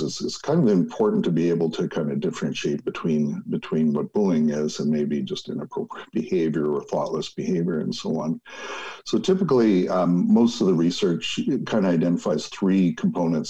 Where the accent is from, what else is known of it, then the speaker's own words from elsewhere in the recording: Winnipeg, Manitoba, Canada; Growing up in Winnipeg